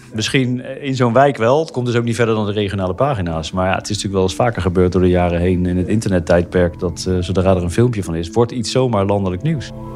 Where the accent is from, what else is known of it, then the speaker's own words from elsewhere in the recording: The Hague, South Holland, Netherlands; Opgegroeid in Den Haag, geboren en getogen.